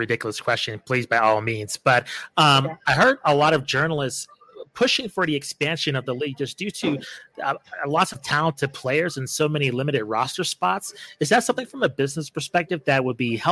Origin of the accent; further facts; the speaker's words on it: Albuquerque, New Mexico, United States; My hometown's Albuquerque, New Mexico